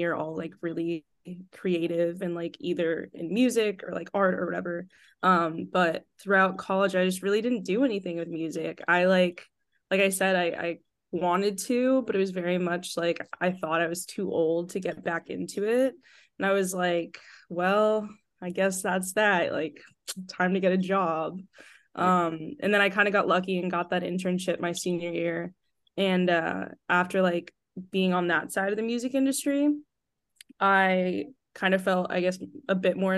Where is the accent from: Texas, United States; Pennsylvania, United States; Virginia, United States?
Texas, United States; outside of Houston; now in New York, United States; I grew up in outside of Houston